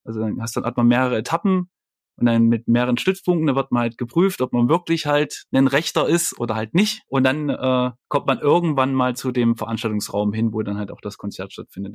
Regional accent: Leipzig, Saxony, Germany; Ich komme ja aus Leipzig

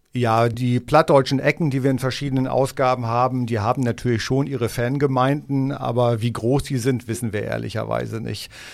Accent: Hage, Lower Saxony, Germany; ich bin Ostfriese äh, in Hage geboren, in der Nähe von Norden

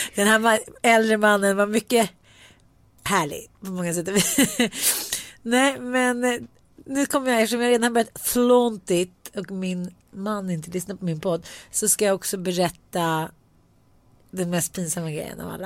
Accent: Sweden; eftersom jag är svensk

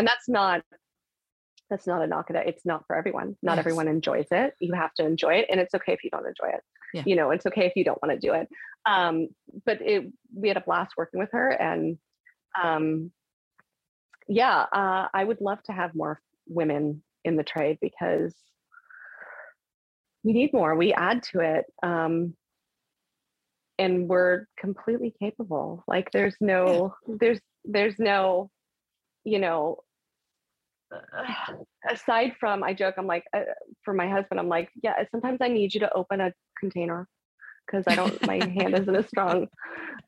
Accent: California, United States; I'm from California

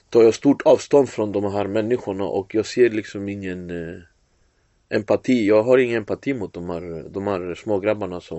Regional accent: Finland; now in Sweden; när jag kom eh, från Finland till Sverige 2014

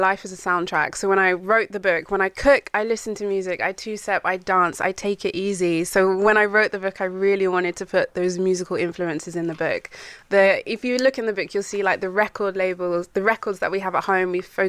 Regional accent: United Kingdom; I'm British.

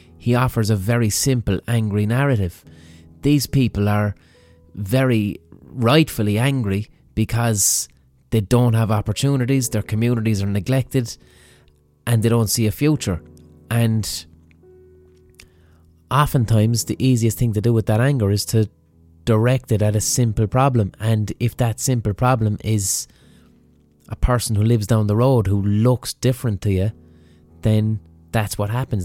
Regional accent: Ireland; as Irish people

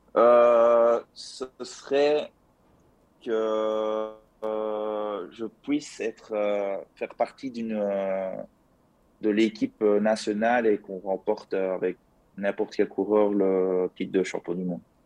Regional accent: province of Liège, Wallonia, Belgium; je viens de la province de Liège, donc euh, ça, ça, doit s'entendre à mon accent d'ailleurs

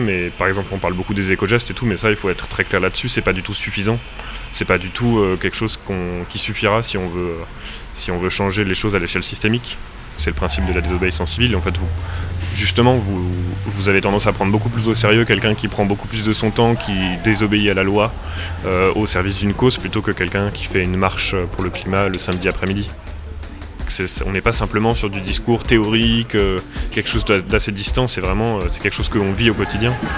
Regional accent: Marne, Grand Est, France; moved away as an adult; now in Paris, France; Moi j'ai grandi donc euh, dans la Marne, euh, à côté Pernets, dans un milieu du coup plutôt viticole et agricole.

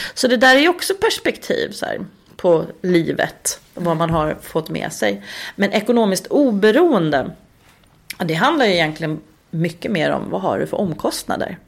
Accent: Uppsala, Uppsala County, Sweden; born or raised there; moved away as an adult; also born or lived in Östersund; now in Stockholm, Sweden

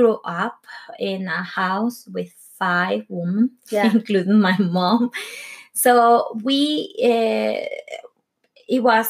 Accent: Venezuela; English is a second language; moved away as an adult; also born or lived in London / Spain; now in Norway; I grew up in Venezuela

